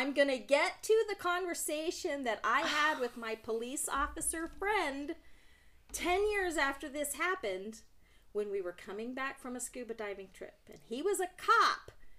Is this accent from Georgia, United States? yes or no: no; Roswell, New Mexico, United States; moved away; you know we are both from Roswell, New Mexico.